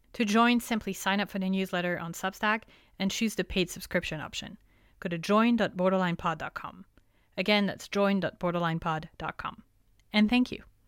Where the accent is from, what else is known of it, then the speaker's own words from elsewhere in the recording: France; now in United States; growing up in France